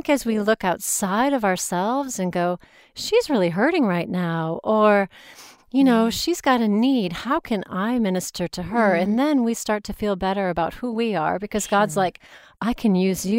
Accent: United States; now in United Kingdom; I mean, I play being the American because it's I can be loud and outgoing and trying to make friends.

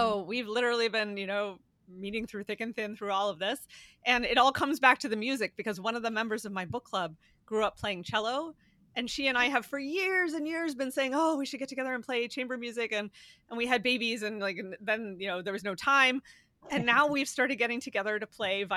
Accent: Pennsylvania, United States; I'm from Pennsylvania

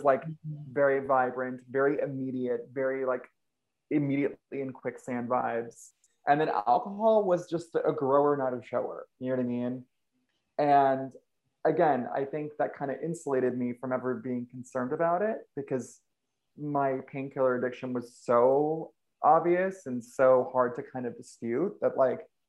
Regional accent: Ventura, California, United States; I grew up in Ventura, California, which is like this little, you know, small beach town

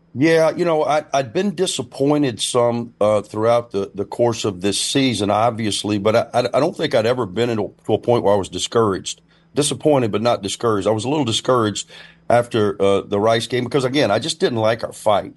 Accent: Winston County, Alabama, United States; Winston County either, where I'm from

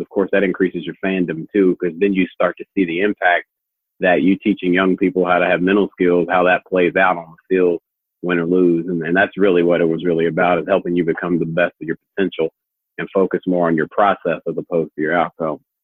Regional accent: Louisville, Kentucky, United States; here when we're from Louisville and in the state of Kentucky

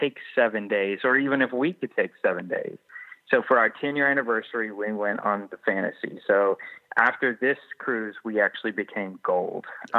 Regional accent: Georgia, United States; I'm from Georgia

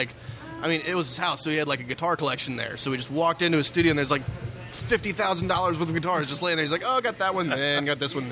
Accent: Davidson, North Carolina, United States; I'm originally from there. I'm from Davidson. It's a town right outside Charlotte

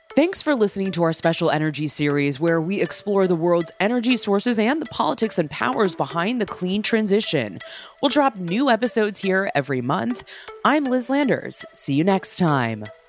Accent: United States; as an American

